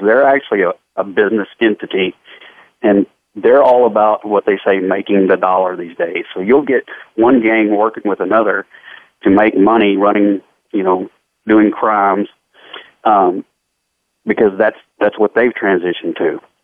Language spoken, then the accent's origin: English; Fort Worth, Texas, United States; I grew up here in Fort Worth and uh, lived my whole life here with my entire family